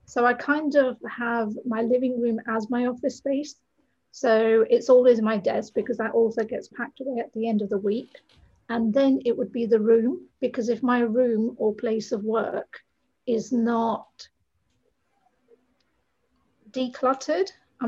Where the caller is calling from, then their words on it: Brighton, South East England, United Kingdom; I'm in the south of England, a place called Brighton, and I'm so fortunate to be by the sea.